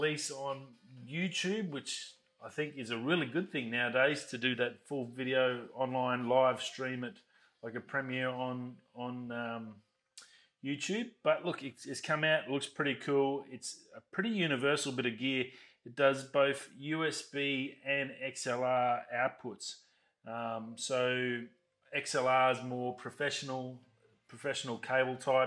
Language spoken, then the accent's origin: English; Australia; I'm from Australia